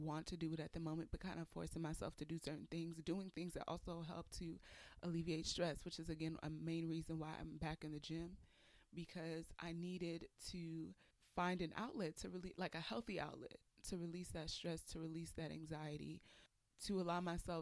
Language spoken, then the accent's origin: English; Nigeria; I'm Nigerian